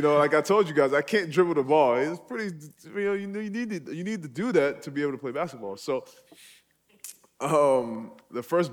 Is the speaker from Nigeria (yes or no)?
yes; Nigeria; now in United States; I was born and raised in Nigeria.